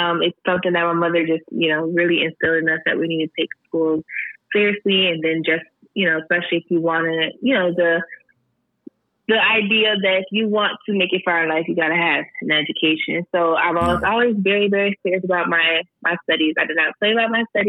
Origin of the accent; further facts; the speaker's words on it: Syracuse, New York, United States; also born or lived in DeWitt, New York / Rochester, New York; I was born and raised in Syracuse, New York